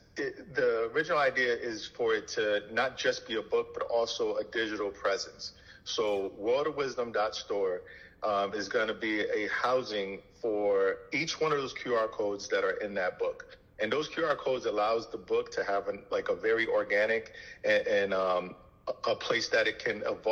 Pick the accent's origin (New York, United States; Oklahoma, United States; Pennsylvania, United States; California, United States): New York, United States; New York City; first language Haitian Creole; English is a second language; Creole was probably my first language. I grew up in Brooklyn.